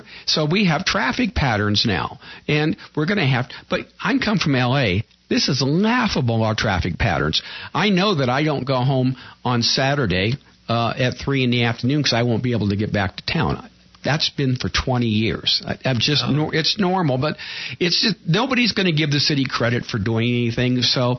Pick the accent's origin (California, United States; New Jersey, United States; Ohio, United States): California, United States; Pasadena; also born or lived in Altadena; A prime example, I came from Pasadena, Altadena, and we had a city council.